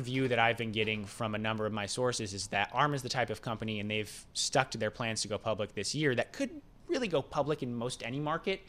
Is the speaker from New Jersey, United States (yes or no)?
no; West Coast, east of LA, California, United States; moved away; coming from the West Coast